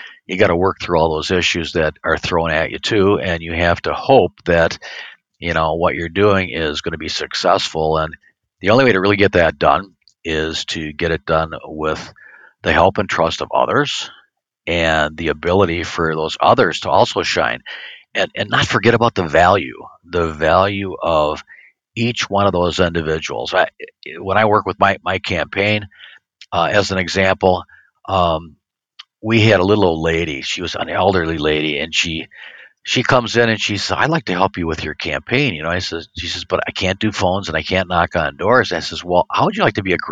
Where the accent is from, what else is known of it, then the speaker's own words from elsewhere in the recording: Racine, Wisconsin, United States; where I grew up in West Racine